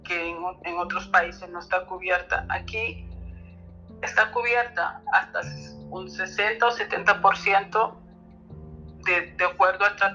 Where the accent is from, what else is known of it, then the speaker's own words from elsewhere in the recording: Spain; now in Germany; poca cosa aquí en, la Alemania, porque yo vengo de España, de, España, ¿no?